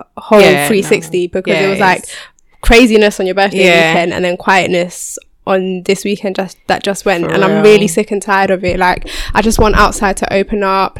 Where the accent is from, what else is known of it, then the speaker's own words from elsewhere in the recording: London, United Kingdom; because I'm from Northwest